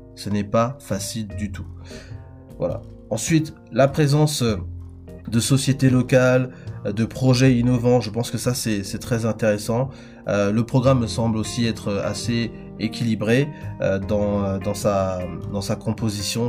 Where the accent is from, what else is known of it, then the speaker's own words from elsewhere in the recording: Republic of the Congo; En tant que Congolais, nous, on est fiers